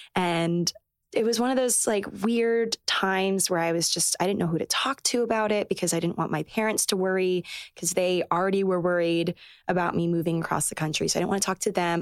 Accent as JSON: {"language": "English", "region": "Maryland", "country": "United States", "tie": "born or raised there", "also_born_or_lived": "North Carolina / New York City / Los Angeles", "moved": "as an adult", "lives_now": "New York, United States", "said": "I grew up in Maryland"}